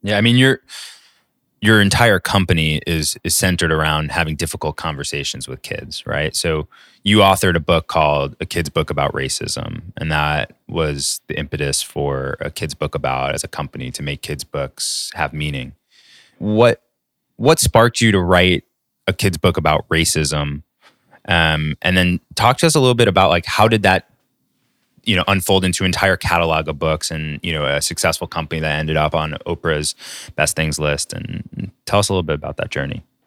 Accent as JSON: {"language": "English", "region": "New York", "country": "United States", "said": "being a New Yorker"}